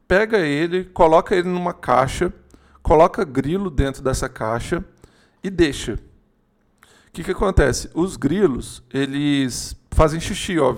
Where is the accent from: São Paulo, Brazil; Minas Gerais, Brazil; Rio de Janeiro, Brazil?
Minas Gerais, Brazil; a gente é de Minas, Juliano, você é de Minas, provavelmente tem mais gente de Minas aí assistindo